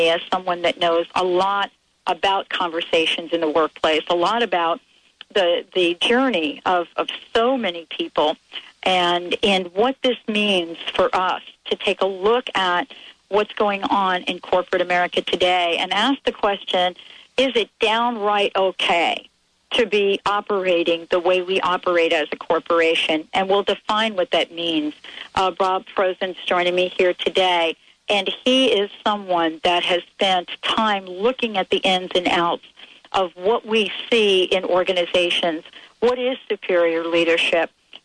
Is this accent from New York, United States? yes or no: yes; New York, United States; I'm from New York.